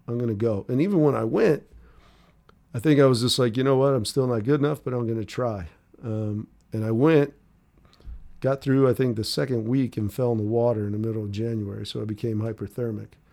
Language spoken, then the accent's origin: English; Wheaton, Maryland, United States; moved away; also born or lived in Denver, Colorado / Rockville, Maryland / Salt Lake City, Utah; lived right outside of, uh, kinda like the Washington, D C area, the suburbs, it was called, uh, Wheaton, Maryland, or Rockville, Maryland